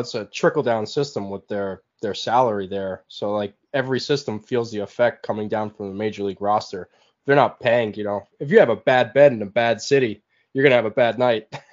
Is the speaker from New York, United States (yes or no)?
yes; Long Island, New York, United States; I'm actually from Long Island